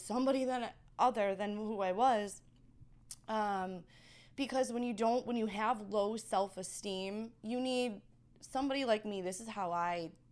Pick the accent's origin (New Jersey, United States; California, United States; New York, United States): New York, United States; accent: East Coast; moved away; Got a little bit of New York. Because I'm, you know, I'm from New York